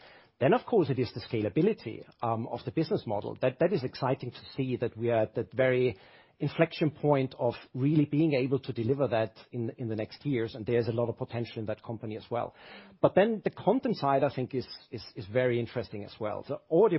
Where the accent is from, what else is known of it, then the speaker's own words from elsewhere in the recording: Austria; the background 47 years ago is that I was born in Austria